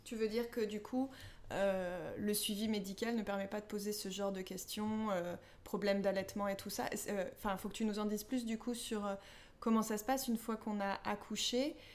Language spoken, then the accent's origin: French; France; en tant que Français